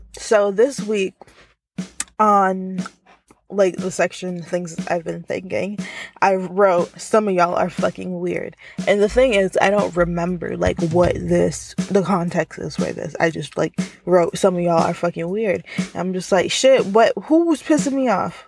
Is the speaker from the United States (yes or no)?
no; Jamaica; I'm Jamaican